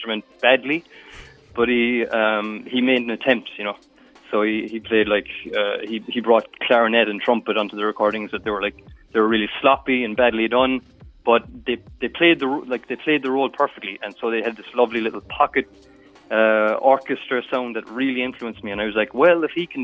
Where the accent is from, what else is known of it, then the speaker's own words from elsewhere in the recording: Midleton, Ireland; now in Brussels, Belgium; I'm from Middleton